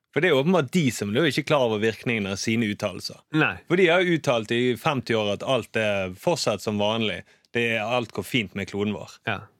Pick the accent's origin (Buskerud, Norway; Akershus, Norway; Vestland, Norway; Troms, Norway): Vestland, Norway; Bergen; Ja, jeg er jo fra Bergen.